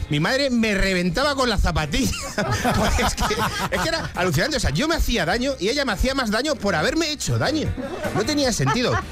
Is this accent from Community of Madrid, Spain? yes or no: yes; Madrid, Community of Madrid, Spain; como madrileño